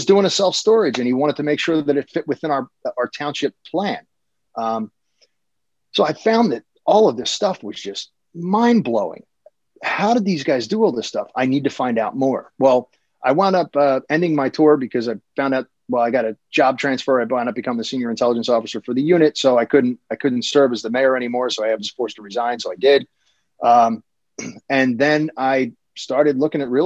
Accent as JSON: {"language": "English", "town": "Philadelphia", "region": "Pennsylvania", "country": "United States", "tie": "born or raised there", "moved": "as an adult", "lives_now": "Cinnaminson, United States", "said": "I grew up in Philly as a kid"}